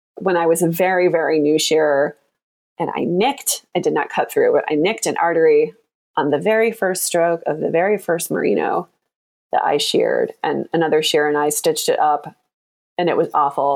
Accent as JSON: {"language": "English", "region": "Michigan", "country": "United States", "tie": "born or raised there", "also_born_or_lived": "Chicago", "moved": "as an adult", "lives_now": "San Francisco, United States", "said": "I grew up in Michigan, and I've been living in Chicago"}